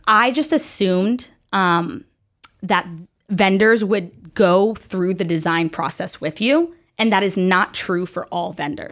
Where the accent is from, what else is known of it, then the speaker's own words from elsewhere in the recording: the South, United States; I grew up in the South